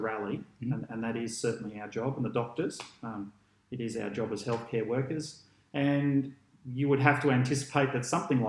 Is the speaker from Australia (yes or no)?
yes; Port Fairy, Victoria, Australia; born there; Born in Port Fairy in Victoria. That's just a lovely little place on the Great Ocean Road there.